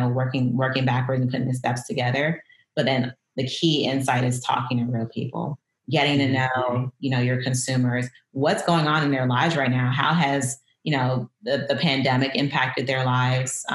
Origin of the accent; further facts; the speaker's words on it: Miami, Florida, United States; moved away as an adult; also born or lived in Detroit, United States / Portland, United States; now in Brooklyn, United States; I grew up in South Florida